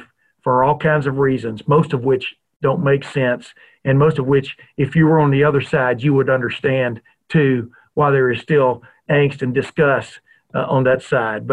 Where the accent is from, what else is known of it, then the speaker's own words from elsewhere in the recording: Lufkin, Texas, United States; moved away as an adult; also born or lived in the North; was born and raised in the South. I've lived in the North now since 1976.